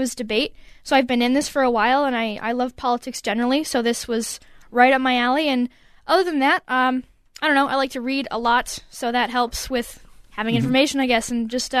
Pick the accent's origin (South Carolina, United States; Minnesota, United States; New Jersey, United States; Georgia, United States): Minnesota, United States; Woodbury; Eastridge, so Woodbury.